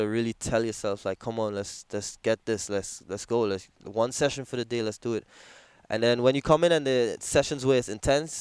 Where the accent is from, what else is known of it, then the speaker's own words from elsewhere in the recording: Trinidad & Tobago; moved away as an adult; now in New York, United States; after my high school in Trinidad